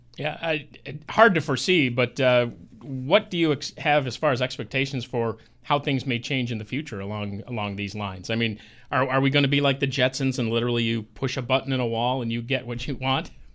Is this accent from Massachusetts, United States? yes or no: no; Medina, New York, United States; in my hometown in Orleans County, Medina, there was one right on the corner, now Rite Aid